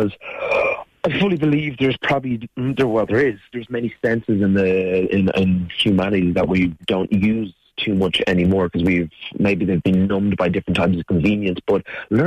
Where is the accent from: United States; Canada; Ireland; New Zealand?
Ireland; Dublin, Leinster; also born or lived in South America; I grew up in Dublin myself